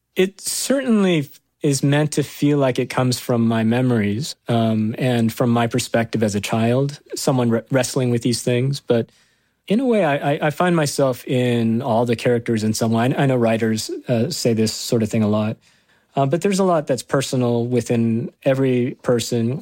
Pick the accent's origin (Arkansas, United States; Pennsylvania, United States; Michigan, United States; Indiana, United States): Arkansas, United States; I am that kid from Arkansas who grew up in a trailer home